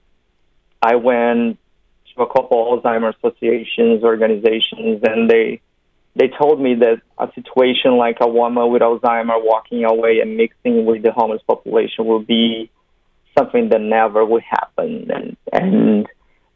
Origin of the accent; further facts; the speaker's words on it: Brazil; moved away as an adult; now in Los Angeles, United States; I'm from Brazil